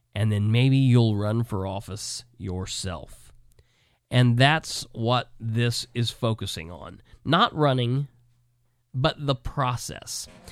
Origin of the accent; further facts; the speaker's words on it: Muncie, Indiana, United States; now in Winchester, Indiana, United States; my hometown that I was born and raised in, Muncie